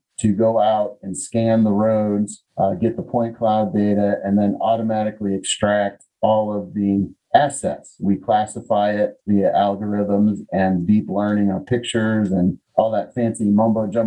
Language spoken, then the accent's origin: English; Connecticut, United States; moved away as an adult; also born or lived in Chicago, Illinois / Indiana; now in Southwest Virginia, United States; I was born in Chicago. I grew up in Connecticut, adolescence in Connecticut